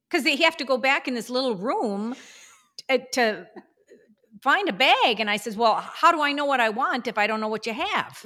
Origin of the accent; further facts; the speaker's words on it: United States; as American as we are